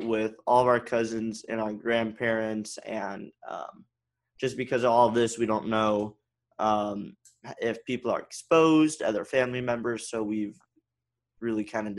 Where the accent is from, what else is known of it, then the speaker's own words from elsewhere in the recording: Mercer Island, Washington, United States; also born or lived in Bellevue, Washington / Sammamish, Washington; I've lived in the Pacific Northwest my whole life. I was born in the Overlake Hospital, you know, where most people here are born. Lived in Sammamish till I was two, and then have lived on Mercer Island ever since.